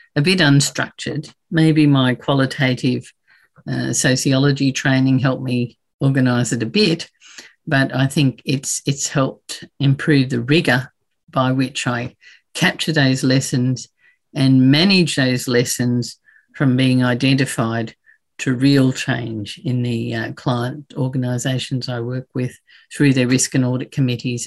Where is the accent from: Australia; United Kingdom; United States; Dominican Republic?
Australia; Brisbane, Queensland; in Brisbane, in my hometown